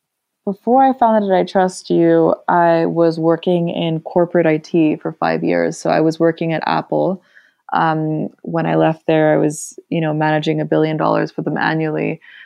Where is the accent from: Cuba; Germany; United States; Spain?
Germany; Berlin; born there; English is a second language; My mother is Russian. My father is German. I was born in Berlin, but I've been to 15 different schools across 3 different languages. So English, German, and Spanish.